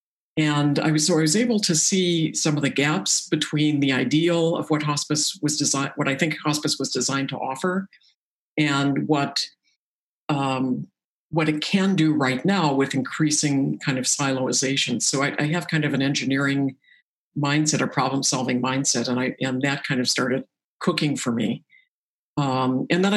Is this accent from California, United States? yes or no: yes; La Jolla, California, United States; also born or lived in Boston; I was born in Boston, but we quickly moved to Southern California, to La Jolla